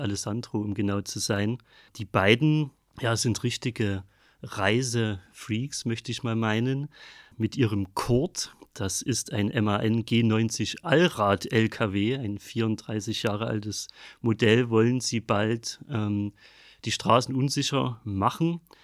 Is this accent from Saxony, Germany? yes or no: yes; Ellefeld, Saxony, Germany; moved away; also born or lived in Rodewisch; ich komme aus Ellefeld, bin in Rodewisch geboren